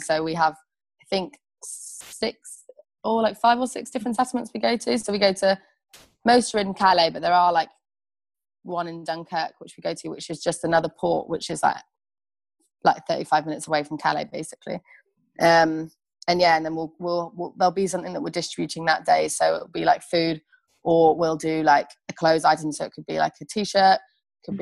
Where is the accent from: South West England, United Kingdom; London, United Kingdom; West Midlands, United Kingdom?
West Midlands, United Kingdom; Birmingham; where are you from? And I'll be like Birmingham